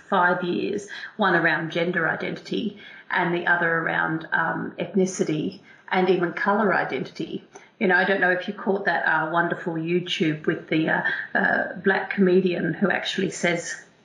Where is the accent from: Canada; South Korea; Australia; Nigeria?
Australia; first language English; also born or lived in England; now in United Kingdom; I'm Australian, but obviously I've come over to this country, I've emigrated to this country, and I have a British passport